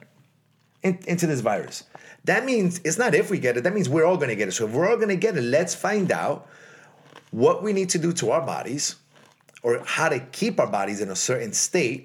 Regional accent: United States; I am an American as well

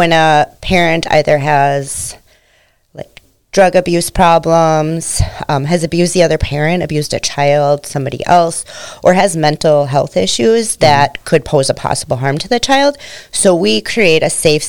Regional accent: St. Michael, Minnesota, United States; also born or lived in South Haven, Minnesota / Annandale, Minnesota; I grew up in St. Michael, Albertville. So I've always been out in this area.

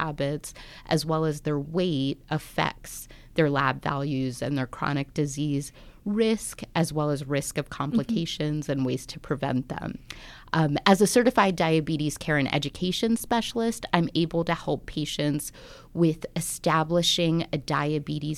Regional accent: Washington, District of Columbia, United States; moved away as an adult; also born or lived in Alaska / Tuba City, Arizona; I'm originally from the Washington, D.C. area, but I've kind of moved around, worked in Alaska, and most recently I came from Tuba City.

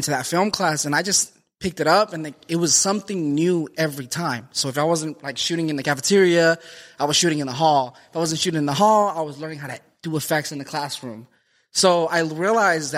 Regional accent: Lindsay, California, United States; I was born in Lindsay, California.

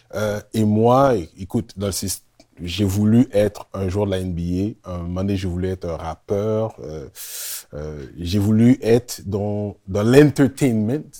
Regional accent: Montreal, Quebec, Canada; also born or lived in Laval; Je viens de Montréal Nord

